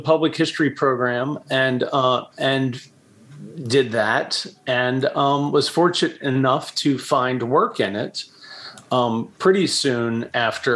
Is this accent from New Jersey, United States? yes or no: no; Baltimore, Maryland, United States; I was born in Baltimore. I'm from here. I've moved away a few times, but always came back.